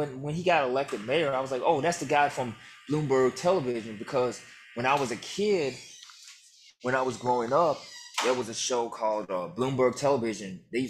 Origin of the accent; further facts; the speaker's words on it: the South, United States; now in Louisiana, United States; I grew up in the South